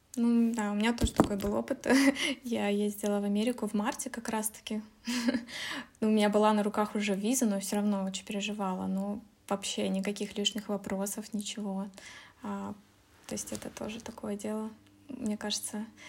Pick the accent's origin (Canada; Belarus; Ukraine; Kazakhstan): Kazakhstan; moved away as an adult; also born or lived in Russia; now in Germany; я э, сама родом из Казахстана, уехала в Россию учиться на международные отношения